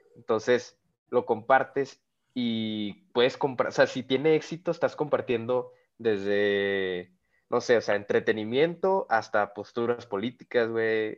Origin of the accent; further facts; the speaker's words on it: Monclova, Coahuila, Mexico; de mi tierra natal, Monclovita la Bella